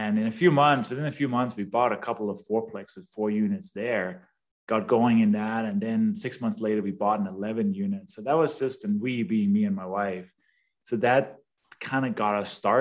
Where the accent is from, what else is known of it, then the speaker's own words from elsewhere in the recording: Denmark; English is a second language; moved away as an adult; also born or lived in London; now in United States; I was born and raised in Denmark, hence the name and the accent